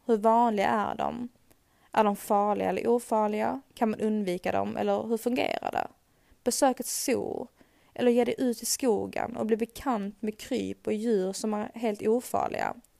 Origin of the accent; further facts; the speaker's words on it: Sweden; Här hemma i Sverige